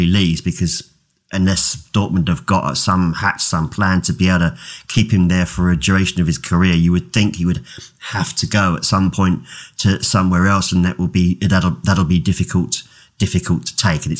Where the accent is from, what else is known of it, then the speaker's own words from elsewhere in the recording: England, United Kingdom; I'm English